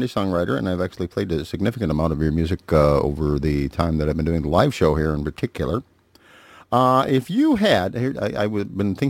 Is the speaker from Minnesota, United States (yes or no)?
yes; Duluth, Minnesota, United States; Duluth, Minnesota, my hometown